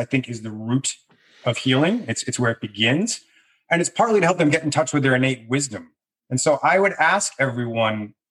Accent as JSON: {"language": "English", "region": "Massachusetts", "country": "United States", "tie": "born or raised there", "said": "I grew up in Massachusetts"}